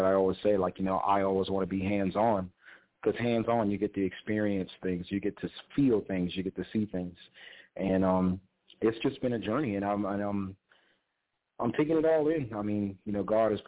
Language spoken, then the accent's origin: English; Awendaw, South Carolina, United States; my hometown, Awendaw